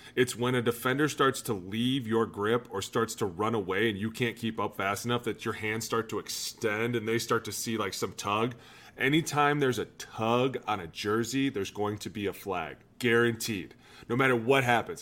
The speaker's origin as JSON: {"language": "English", "town": "Cleveland", "region": "Ohio", "country": "United States", "said": "I was from Cleveland"}